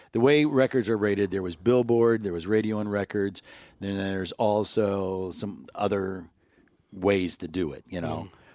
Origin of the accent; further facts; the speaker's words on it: Chicago, Illinois, United States; I grew up in Chicago.